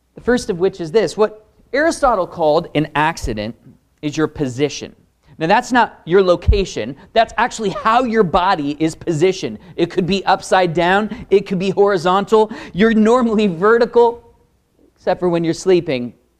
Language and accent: English; Pacific Northwest, United States; Born and raised in the Pacific Northwest. That's me